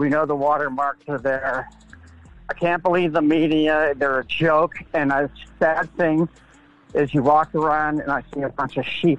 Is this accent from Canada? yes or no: no; Pittsburgh, Pennsylvania, United States; now in California, United States; I moved originally from Pittsburgh, Pennsylvania.